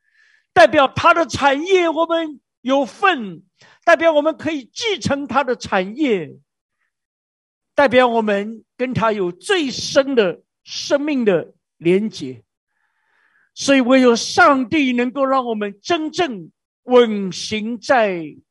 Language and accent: Chinese; China; 这个是我们中国人太熟悉。我们中国人呢，你要生小孩去拜观音，你要发财拜关公，你要出海拜为妈祖